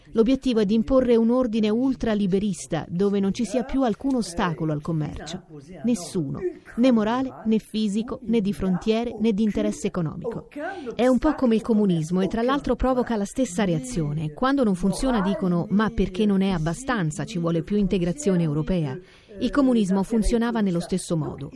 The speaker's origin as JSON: {"language": "Italian", "country": "France", "said": "io sono euh, europea perché sono francese"}